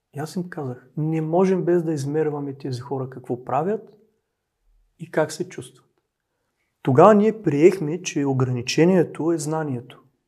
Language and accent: Bulgarian; Dobruja, Bulgaria; Аз съм от Добруджа